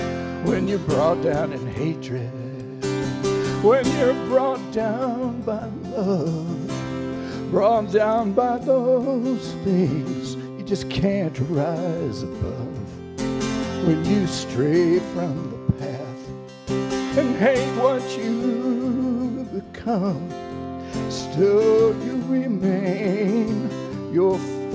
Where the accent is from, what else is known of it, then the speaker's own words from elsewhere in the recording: Alabama, United States; You may have noticed I'm from Alabama.